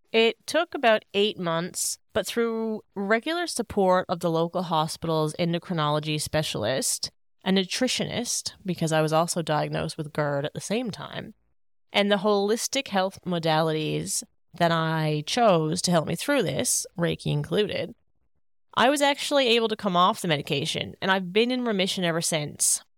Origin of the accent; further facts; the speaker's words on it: Paradise, Newfoundland and Labrador, Canada; moved away as an adult; now in Sydney, Australia; my beautiful hometown of Paradise, Newfoundland